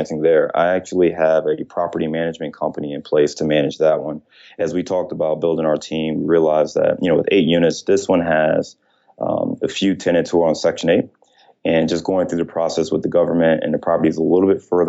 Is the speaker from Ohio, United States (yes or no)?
yes; Cleveland, Ohio, United States; now in Chicago, United States; I'm from Ohio, so I'm a Clevelander